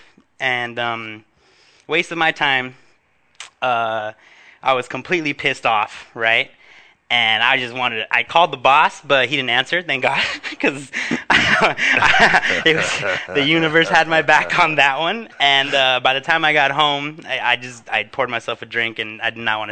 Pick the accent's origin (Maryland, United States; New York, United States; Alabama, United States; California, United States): California, United States; Huntington Park; my hometown of Huntington Park